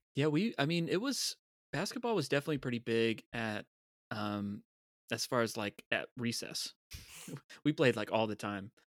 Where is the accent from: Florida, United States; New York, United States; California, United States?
Florida, United States; Tampa; being from Tampa